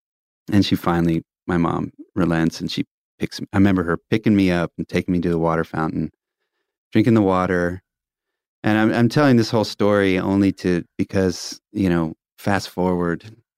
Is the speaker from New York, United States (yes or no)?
yes; New York, United States; born there; So I was born on Long Island in New York, and I'll never forget this.